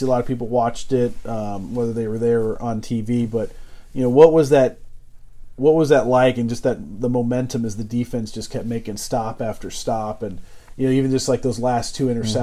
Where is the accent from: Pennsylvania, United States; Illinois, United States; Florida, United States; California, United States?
California, United States; San Diego; moved away; I grew up in San Diego